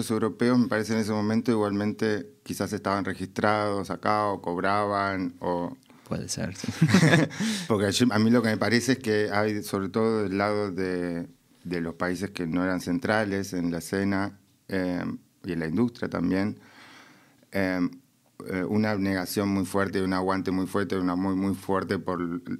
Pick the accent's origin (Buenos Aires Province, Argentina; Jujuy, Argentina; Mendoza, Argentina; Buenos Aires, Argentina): Mendoza, Argentina; moved away; en Mendoza, de donde vengo